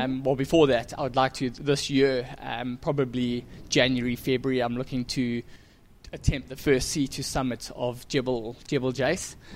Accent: Durban, KwaZulu-Natal, South Africa; I've grown up in Durban, South Africa

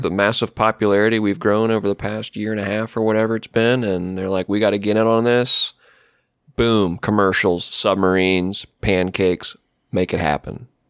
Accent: Ohio, United States; I'm in Ohio

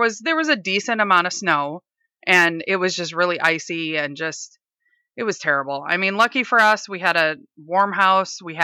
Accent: Minnesota, United States; now in Seattle, United States; I'm originally from Minnesota

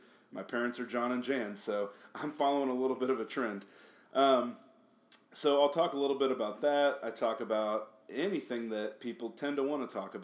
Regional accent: Topeka, Kansas, United States; moved away as an adult; now in Kansas City, United States; I'm from Topeka, Kansas. I live in Kansas City, Missouri.

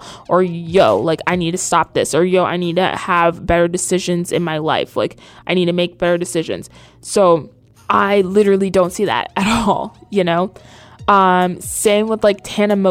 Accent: the South, United States; now in New York, United States; I was raised in the South

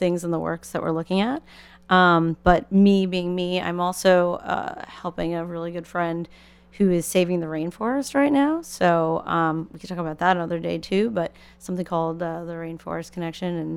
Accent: New York, United States; as a kid I was a child actor and I grew up in New York

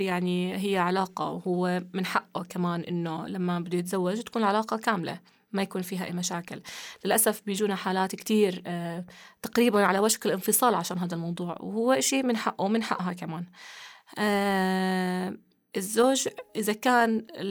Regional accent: Jordan; عندنا في الأردن

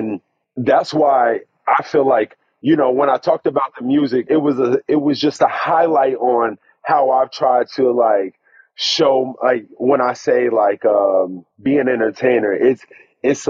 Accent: Stafford County, Virginia, United States; I'm a guy from Stafford County, growing up, you know, in Virginia

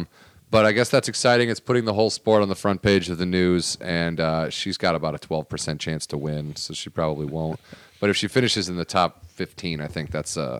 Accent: New York, United States; I'm from New York.

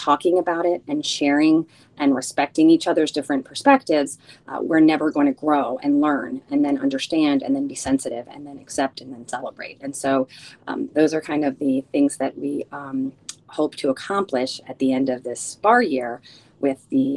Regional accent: United States; first language Spanish; English is a second language; also born or lived in Chile; I am a first generation American. I was born here by 1 month. My family is originally from Chile, and my first language is Spanish

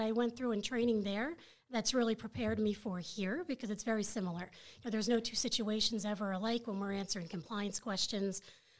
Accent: Florida, United States; I'm a military brat, so I was originally from Florida, so I was born down at Patrick Air Force Base in Florida.

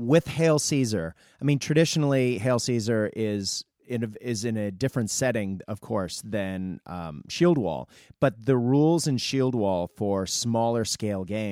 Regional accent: Japan; moved away; I grew up in Japan

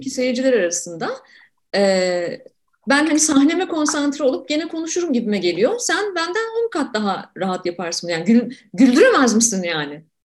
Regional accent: Ankara, Turkey; ben Ankara'daki ilk gençliğimde çocukluğumda e, Ankara'da yaşarken

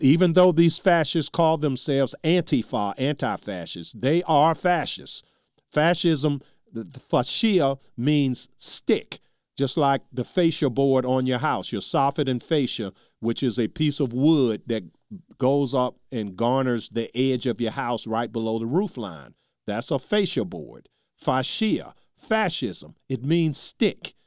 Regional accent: Charles City, United States; my hometown, Charles City

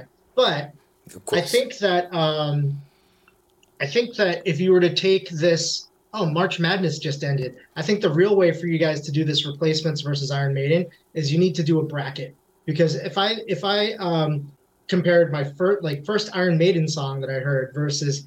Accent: Boston, Massachusetts, United States; I grew up in Boston where there was like an alternative rock radio station

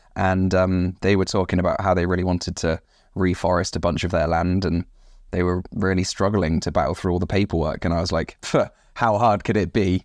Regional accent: West Country, South West England, United Kingdom; moved away as an adult; also born or lived in United States; I'm originally from the West Country

